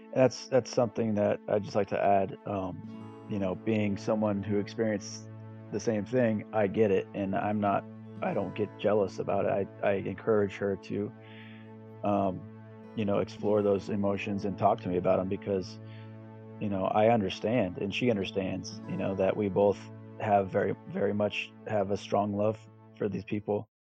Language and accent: English; Southern California, United States; moved away as an adult; also born or lived in Texas; now in East Texas, United States; I'm originally from Southern California and relocated to Texas in 2011